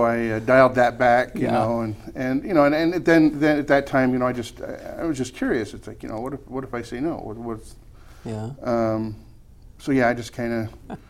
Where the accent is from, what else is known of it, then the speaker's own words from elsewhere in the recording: Utah, United States; growing up in Utah County, you don't have much exposure.